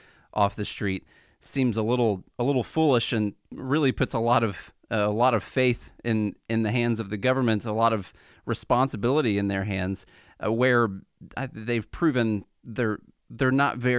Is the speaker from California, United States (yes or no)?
no; Illinois, United States; moved away as an adult; now in Nashville, United States; I'm from Illinois, and I've been in Nashville now for about 10 years